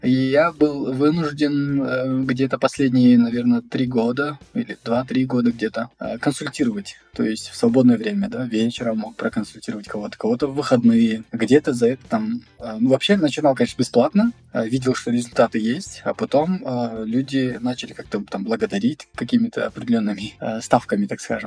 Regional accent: Almaty, Kazakhstan; я из Алматы

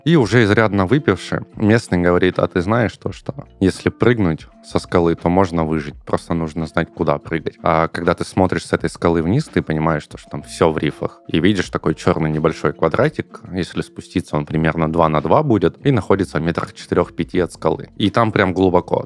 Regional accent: Tuapse, Krasnodar Krai, Russia; moved away as an adult; я родился в Краснодаре. В Туапсе попал в возрасте 9 лет. Родителям mm-hmm. предложили работу в Туапсе. Мы всей семьей переехали. И до 18 лет, до поступления в университет, я жил в Туапсе.

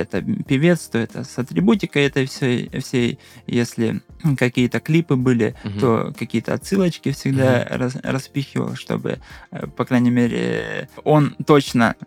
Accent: Russia; я только один из России был

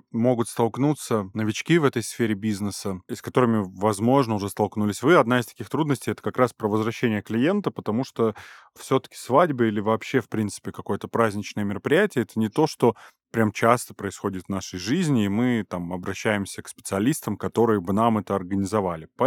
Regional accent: Armenia; Тань, я вам как армянин скажу

